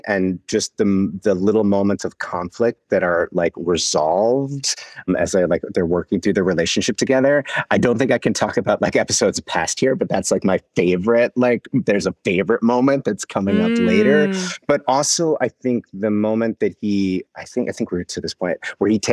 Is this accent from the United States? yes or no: yes; Wisconsin, United States; now in New York, United States; I'm from Wisconsin originally, even though I live in New York right now